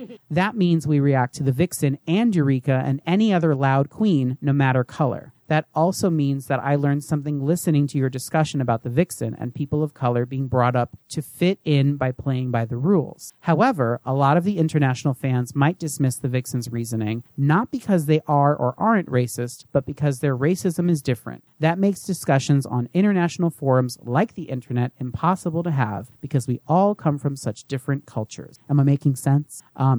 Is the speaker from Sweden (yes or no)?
yes; Sweden; English is a second language; I'm from Sweden, a very liberal and LGBTQ-friendly country, and we have a very small drag scene. My town has none.